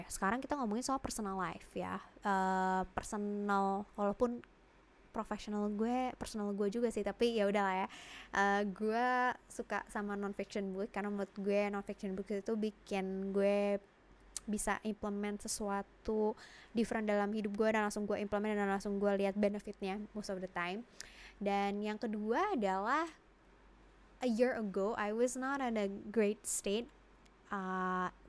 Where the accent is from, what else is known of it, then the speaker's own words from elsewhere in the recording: Jakarta, Indonesia; Uh, gue dilahirkan dan dibesarkan di Jakarta.